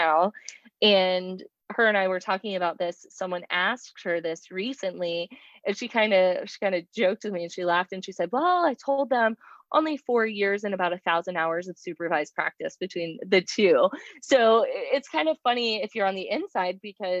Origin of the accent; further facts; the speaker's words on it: Pinellas County, Florida, United States; I'm from the Pinellas County side of the Bay